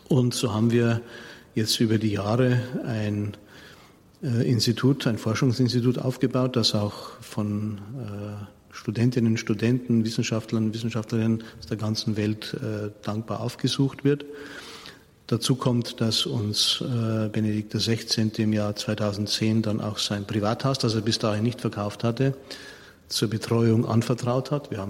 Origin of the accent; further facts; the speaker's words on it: Munich, Bavaria, Germany; Ich bin ja ein Münchner und wie ich ins Priesterseminar eingetreten bin, 1980 war Josef Ratzinger Erzbischof von München und Freising